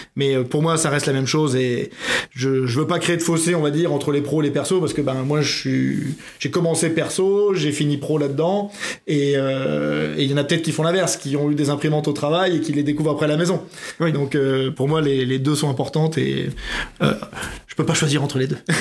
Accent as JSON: {"language": "French", "town": "Metz", "region": "Grand Est", "country": "France", "also_born_or_lived": "Melun / Oyonnax", "moved": "yes", "said": "je viens de Metz."}